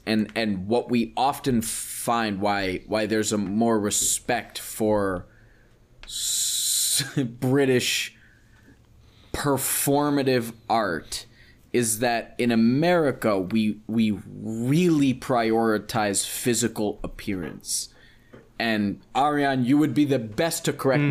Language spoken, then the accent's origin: English; United States; I'm American